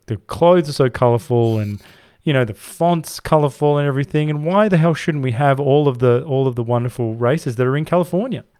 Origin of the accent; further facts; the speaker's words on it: Perth, Western Australia, Australia; I come from Perth, the most isolated city in the world.